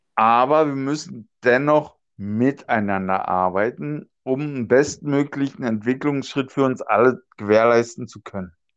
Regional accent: Germany; ich komme ja aus, aus Deutschland, Europa

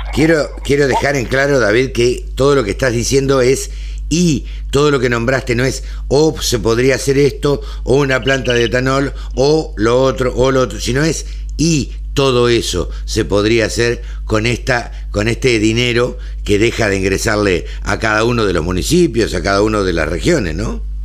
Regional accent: Argentina; somos los argentinos

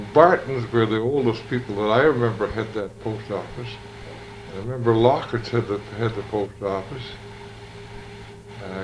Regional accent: Toronto, Ontario, Canada; I was born on Albion Road, just west of Martin Grove

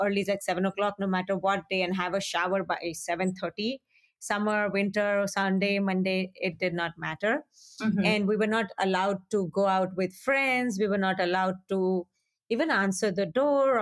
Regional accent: Hyderabad, Telangana, India; moved away as an adult; also born or lived in Punjab, India; now in Minnesota, United States; I grew up in Hyderabad, which at that time did not seem like a small town

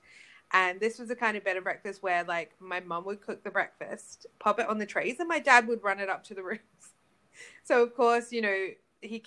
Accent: Australia; I'm from Australia

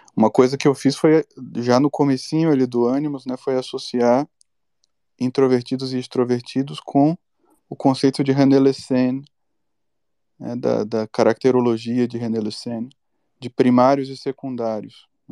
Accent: Bahia, Brazil; Eu sou baiano

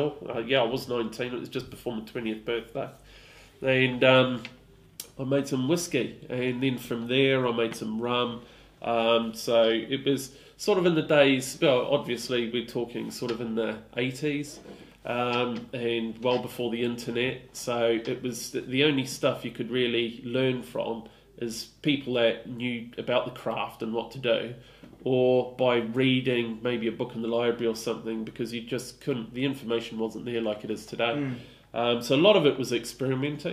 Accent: New Zealand; now in Stroud, United Kingdom; I grew up in New Zealand

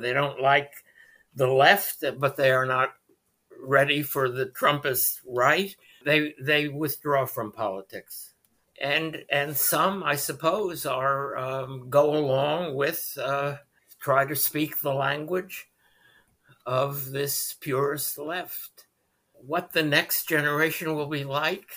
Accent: United States; as an American Jew

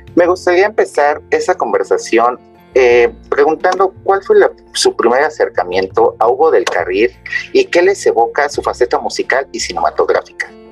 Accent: Mexico; en mi país, que es México

